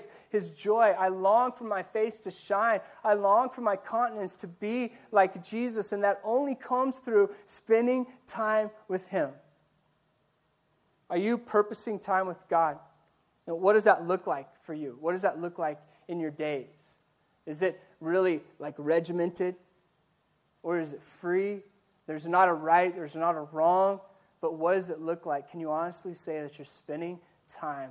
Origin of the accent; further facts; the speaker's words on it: Ordway, Colorado, United States; moved away; also born or lived in Yuma; My town, especially growing up in Ordway